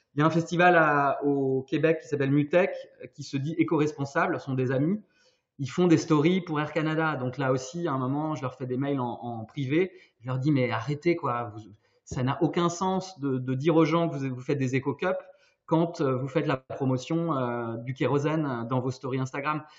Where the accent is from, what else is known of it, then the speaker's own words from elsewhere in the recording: Brittany, France; now in Brussels, Belgium; je suis breton, mais je suis basé à Bruxelles depuis quelques années